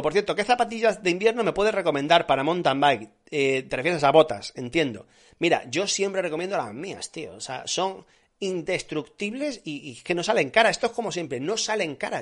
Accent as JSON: {"language": "Spanish", "town": "Granada", "region": "Andalusia", "country": "Spain", "said": "en mi tierra se hacen buenas migas, en Granada se hacen muy buenas migas"}